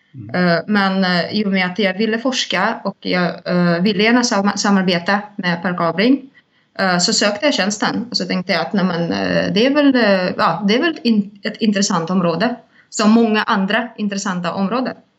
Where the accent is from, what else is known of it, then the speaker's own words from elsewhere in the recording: Saint Petersburg, Russia; now in Stockholm, Sweden; jag kommer ursprungligen från Ryssland, från Sankt Petersburg